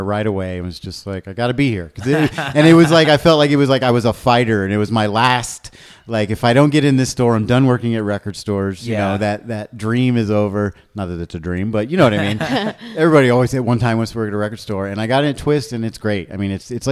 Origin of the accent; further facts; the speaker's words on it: Indiana, United States; now in Denver, United States; growing up in Indiana